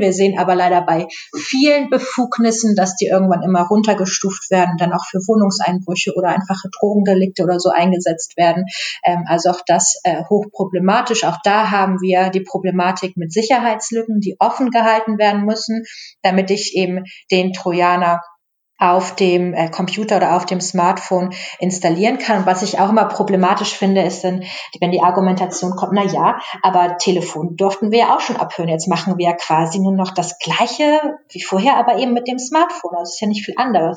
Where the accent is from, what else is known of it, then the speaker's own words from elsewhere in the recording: Germany; wir als Deutsche